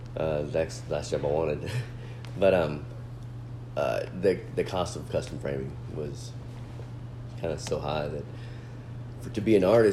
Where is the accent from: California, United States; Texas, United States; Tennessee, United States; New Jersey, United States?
Texas, United States; Dallas; moved away; I'm from Dallas